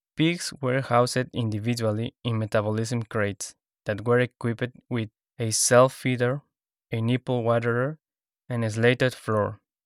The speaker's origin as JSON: {"language": "English", "region": "Lima", "country": "Peru", "moved": "yes", "said": "I am from Lima, Peru"}